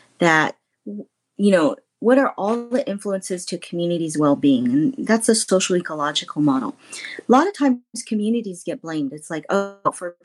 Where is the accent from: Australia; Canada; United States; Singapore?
United States; north of Sacramento, Northern California; I'm from Northern California, north of Sacramento